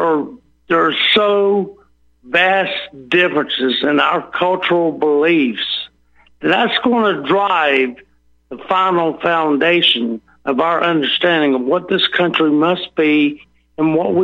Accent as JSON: {"language": "English", "region": "the South", "country": "United States", "said": "I'm a Southerner by the grace of God."}